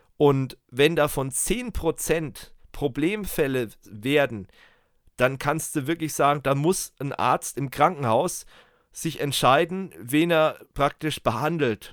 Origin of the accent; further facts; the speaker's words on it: Germany; bei uns in Deutschland